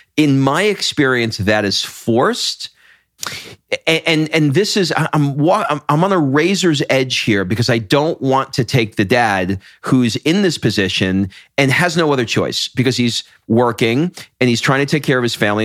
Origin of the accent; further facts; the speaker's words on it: New York, United States; I'm from New York